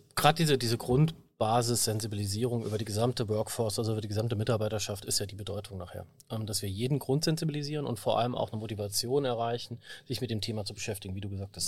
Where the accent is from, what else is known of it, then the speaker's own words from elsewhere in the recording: Saarbrücken, Saarland, Germany; ich bin auch Saarbrücker